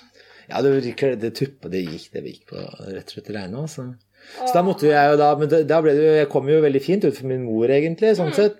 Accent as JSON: {"language": "Norwegian", "town": "Asker", "region": "Akershus", "country": "Norway", "tie": "born or raised there", "said": "hjemme i Asker da, så er barndomsrommet til meg og broren min mm. intakt"}